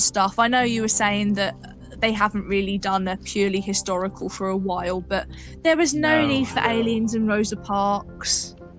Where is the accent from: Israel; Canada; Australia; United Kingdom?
United Kingdom; London; I'm a Londoner, I only really know about my London history.